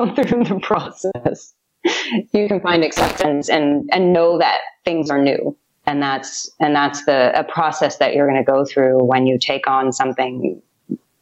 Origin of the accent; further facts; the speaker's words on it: outside of San Francisco, California, United States; moved away as an adult; also born or lived in New York City; now in Tulum, Mexico; I grew up outside of San Francisco